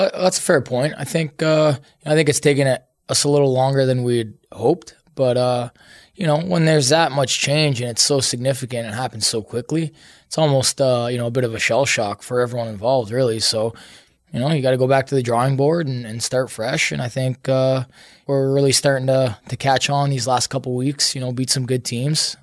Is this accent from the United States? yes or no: no; Canada; I'm Canadian.